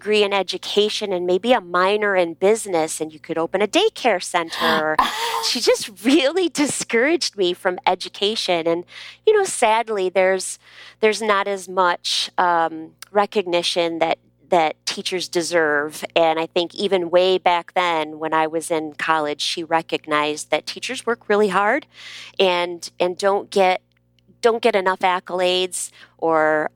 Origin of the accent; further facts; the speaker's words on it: Michigan, United States; accent: Midwest; moved away as an adult; also born or lived in Texas; I grew up in Michigan and I was an only child for 10 years